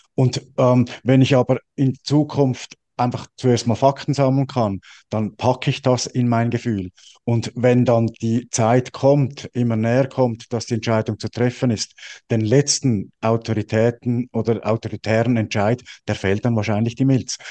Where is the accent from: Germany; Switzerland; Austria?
Switzerland; Ich bin Schweizer